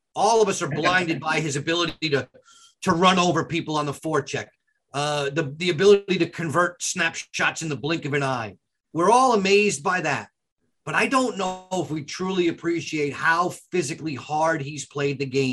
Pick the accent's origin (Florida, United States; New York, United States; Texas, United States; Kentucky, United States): New York, United States; Long Island; now in Maryland, United States; I grew up on Long Island